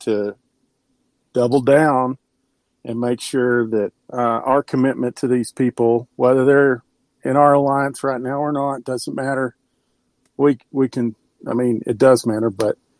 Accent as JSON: {"language": "English", "region": "Texas", "country": "United States", "said": "I'm a Texan"}